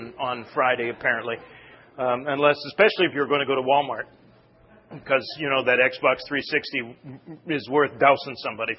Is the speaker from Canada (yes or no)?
yes; Canada; moved away; growing up in Canada